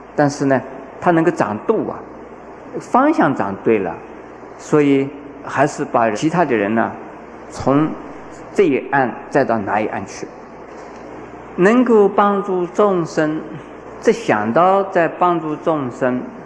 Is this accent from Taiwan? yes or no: no; China; 我们中国人